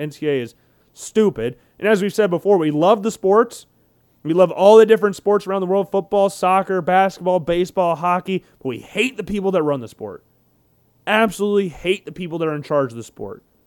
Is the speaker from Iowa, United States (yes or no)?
yes; Des Moines, Iowa, United States; I was born in Des Moines